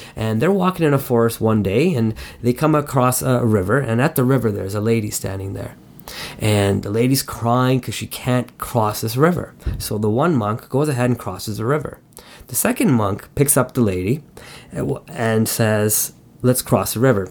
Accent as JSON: {"language": "English", "town": "Montreal", "region": "Quebec", "country": "Canada", "tie": "born or raised there", "said": "I was born in Montreal and, and growing up as a kid there"}